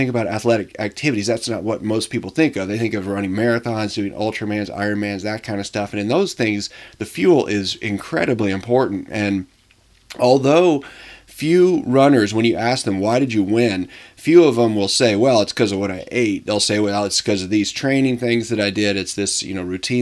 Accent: Tennessee, United States; I'm originally from Tennessee

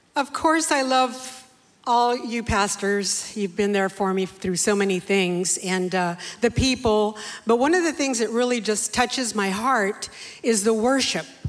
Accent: San Jose, California, United States; also born or lived in Bakersfield, California; I was raised in San Jose all my life.

